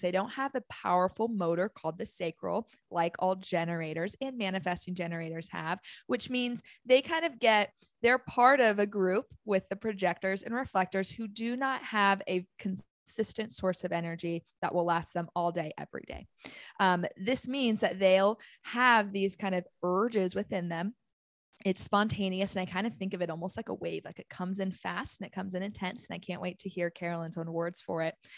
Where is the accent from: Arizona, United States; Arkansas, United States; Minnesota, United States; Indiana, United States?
Arizona, United States; moved away; I'm from Arizona